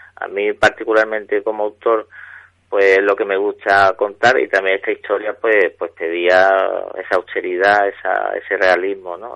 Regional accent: Jerez de la Frontera, Andalusia, Spain; desde chico yo soy de Jerez y aquí en Andalucía, en la provincia de Cádiz

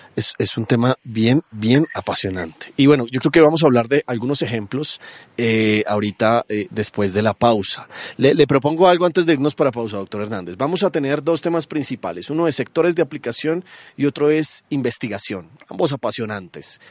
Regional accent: Colombia; siendo colombiano

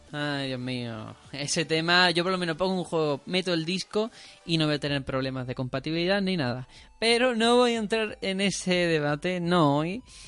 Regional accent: Spain

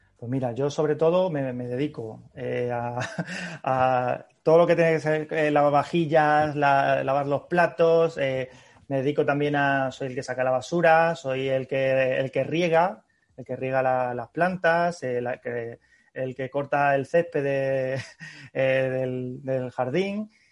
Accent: Seville, Andalusia, Spain; now in Madrid, Spain; yo soy sevillano

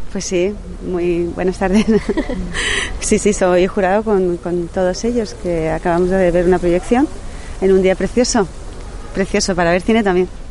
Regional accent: Seville, Andalusia, Spain; yo soy sevillana

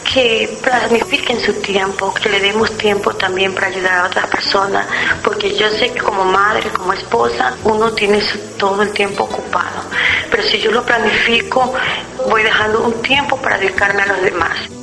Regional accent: Rocafuerte, Manabí, Ecuador; Yo nací en Fuerte en el año 1957

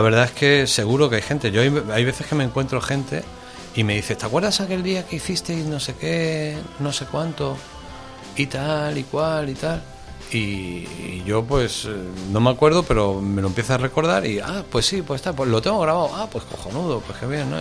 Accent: Málaga, Andalusia, Spain; now in Madrid, Spain; yo como malagueño rápidamente me sentí querido por Madrid

